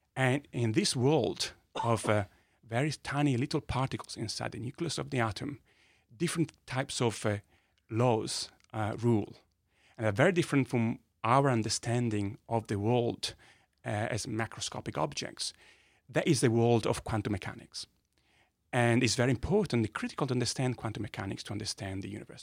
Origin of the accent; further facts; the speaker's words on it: Modena, Emilia-Romagna, Italy; accent: Italian; English is a second language; moved away as an adult; also born or lived in Bologna; I was born in a little town, uh, called Modena in north of Italy